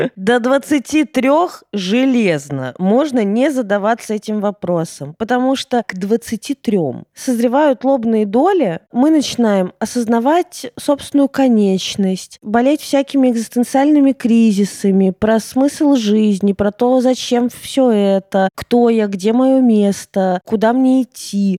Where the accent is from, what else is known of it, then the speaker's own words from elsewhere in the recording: Russia; also born or lived in Ukraine; когда мне было 7, мы переехали из Украины в Россию